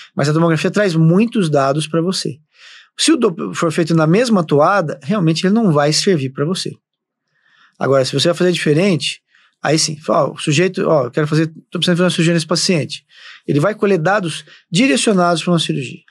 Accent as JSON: {"language": "Portuguese", "town": "Londrina", "region": "Paraná", "country": "Brazil", "tie": "born or raised there", "moved": "as an adult", "said": "eu sou de Londrina, no Paraná. É, sempre, sempre morei"}